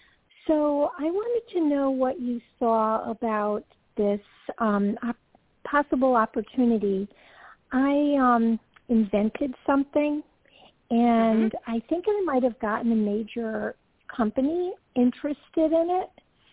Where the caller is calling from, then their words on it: Georgia, United States; calling from Georgia.